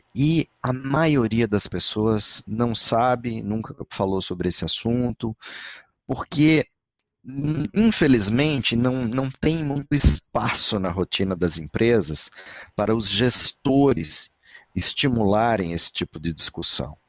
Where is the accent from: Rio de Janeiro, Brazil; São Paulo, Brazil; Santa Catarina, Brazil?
Santa Catarina, Brazil; Florianópolis; eu não sou mineiro, eu sou catarinense de Florianópolis